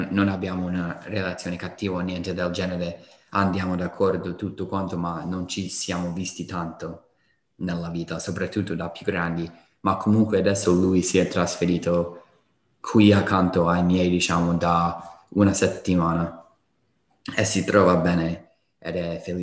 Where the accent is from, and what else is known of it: Colorado, United States; moved away